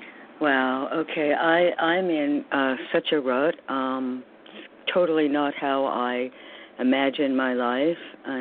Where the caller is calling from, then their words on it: New York, United States; I'm calling from New York also.